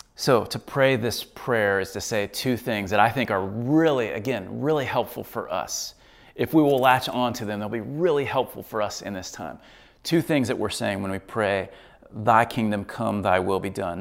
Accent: United States; I'm an American

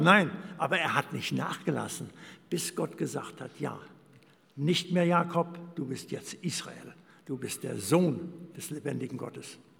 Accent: Germany; moved away as an adult; Wir kommen aus Deutschland

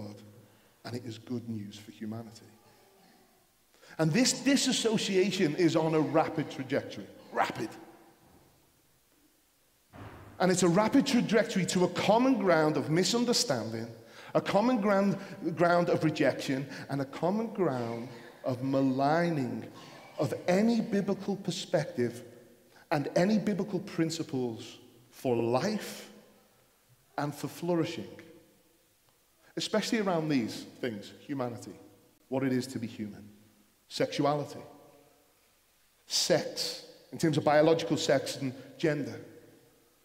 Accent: United Kingdom; for us in Britain, for what it is to be Christian

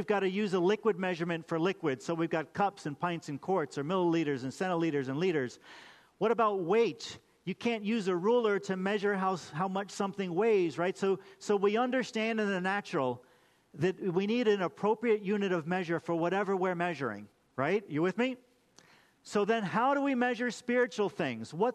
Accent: United States; Why did I get to be born in America?

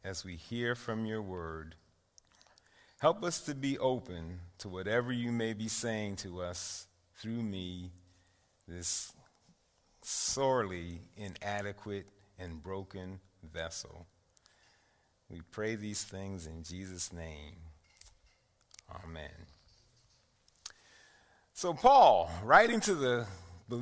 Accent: New York City, New York, United States; I grew up in East Harlem until about 15 years ago

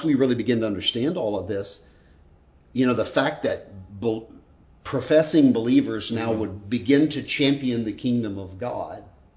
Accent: United States; I'm an American.

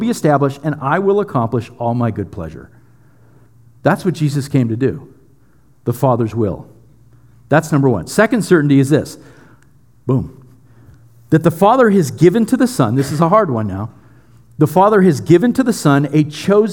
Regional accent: United States; we're so American and we're so Western

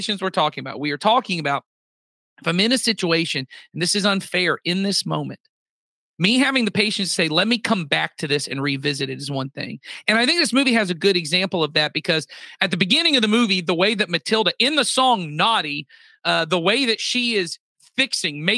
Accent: United States; I was born in America

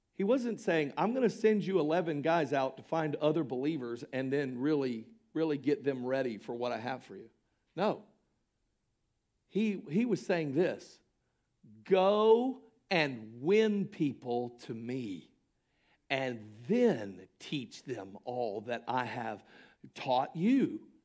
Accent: Polk County, Florida, United States; Polk County, Florida, which is which happens to be my hometown and county

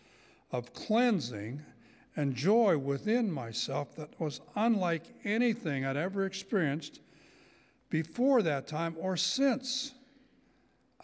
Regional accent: Cecil, Pennsylvania, United States; my hometown, a little town of Cecil, Pennsylvania, and I was 11 years old

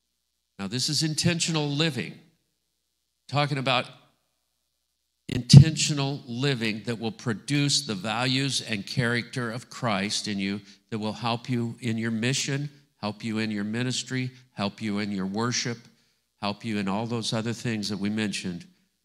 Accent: Scotland, United Kingdom; I'm Scottish.

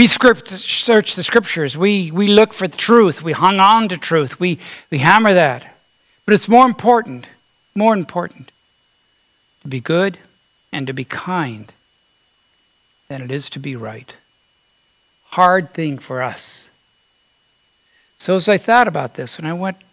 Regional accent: United States; I was born here in America.

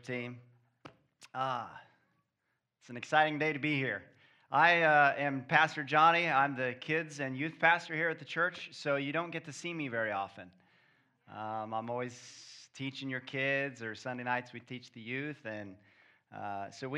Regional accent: Kansas City, Missouri, United States; moved away as an adult; also born or lived in Midwest; now in Florida, United States; We're from Kansas City

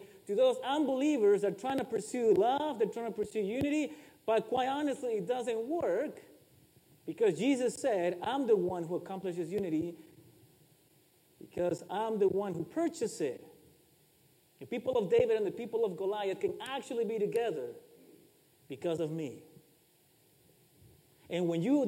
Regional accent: Ecuador; I am from Ecuador

